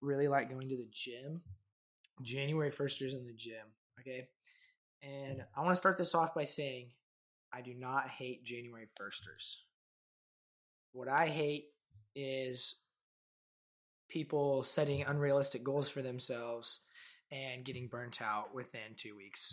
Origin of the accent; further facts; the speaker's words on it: Wellington, Kansas, United States; my hometown, Wellington, Kansas.